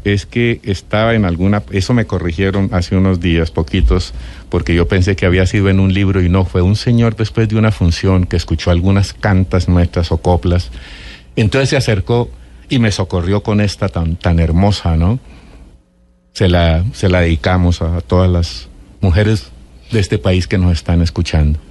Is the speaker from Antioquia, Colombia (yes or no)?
no; Ráquira, Boyacá, Colombia; soy de Ráquira, Boyacá.